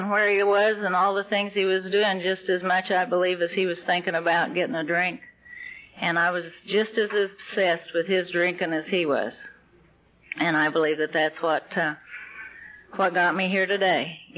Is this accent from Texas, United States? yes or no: yes; Texas, United States; I was raised in the Texas Oklahoma Panhandle, and uh, my my dad worked in the oil fields, and we lived in a trailer house, and we moved around a lot.